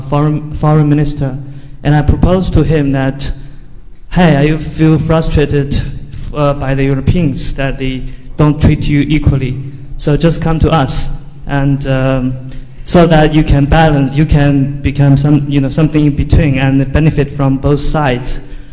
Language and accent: English; China; moved away as an adult; now in London, United Kingdom; I'm from China